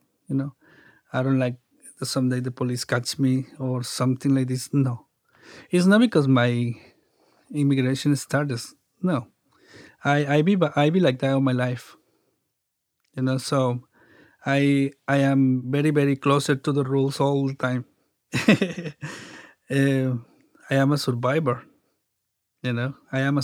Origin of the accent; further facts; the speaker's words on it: Mexico; English is a second language; now in San Diego, United States; I grew up in Mexico